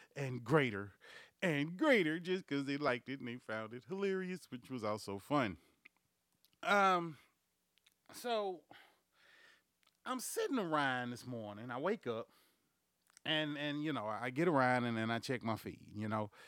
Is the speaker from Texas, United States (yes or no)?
yes; Houston, Texas, United States; also born or lived in Bryan, Texas / Lake Charles, Louisiana; I was born and raised in Houston, motherfucking Texas. I was raised and grown up in Bryan, motherfucking Texas, and in Lake Charles, Louisiana